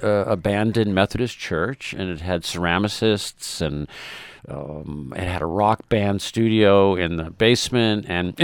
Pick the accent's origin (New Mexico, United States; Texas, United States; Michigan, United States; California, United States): California, United States; San Francisco; moved away as an adult; also born or lived in New York City; now in Hudson Valley, United States; I'm originally from San Francisco.